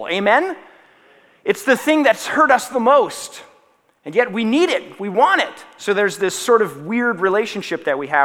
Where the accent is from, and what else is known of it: Minnesota, United States